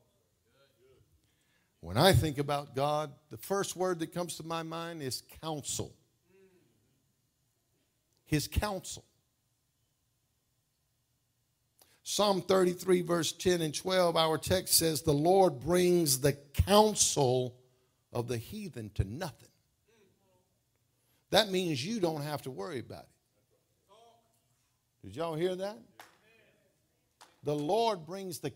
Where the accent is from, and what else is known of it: United States; born or raised there